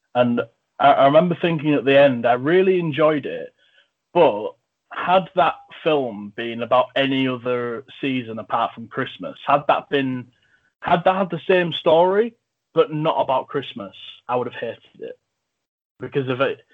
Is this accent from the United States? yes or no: no; England, United Kingdom; I'm from England